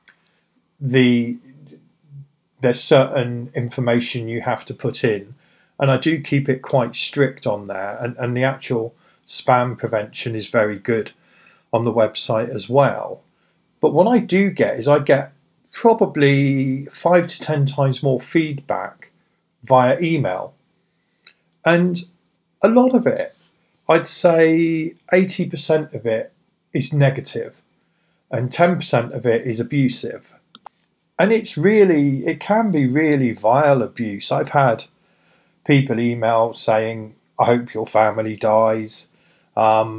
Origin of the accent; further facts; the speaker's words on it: United Kingdom; I'm British